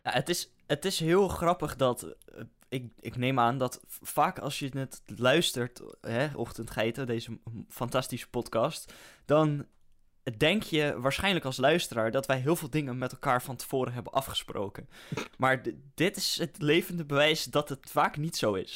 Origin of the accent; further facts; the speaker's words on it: Netherlands; als Nederlander